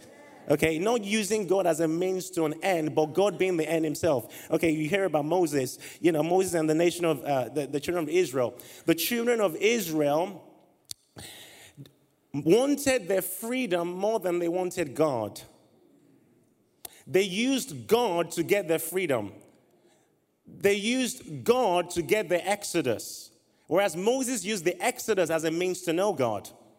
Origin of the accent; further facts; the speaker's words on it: Liberia; And I was born in Liberia. I'm assuming they're not like... There's a Liberian in the house. Yay! Oftentimes when I say that, I don't see any Liberians anywhere. So it's great to meet you, fellow Liberian.